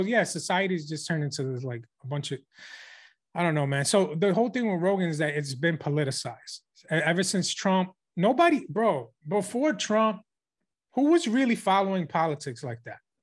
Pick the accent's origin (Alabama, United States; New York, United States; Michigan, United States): New York, United States; we're from New York